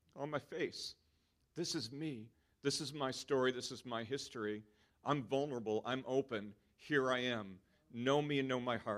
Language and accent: English; United States; moved away as an adult; now in New Zealand; everything of who I am that I've built over 39 years in America